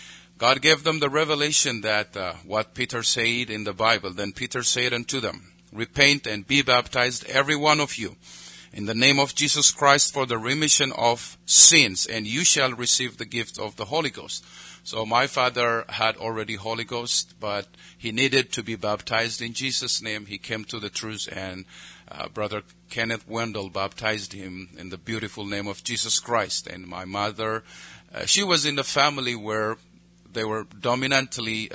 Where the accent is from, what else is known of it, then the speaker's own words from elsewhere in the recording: Ethiopia; I pastor a church in the capital city, and I oversee so many churches in Ethiopia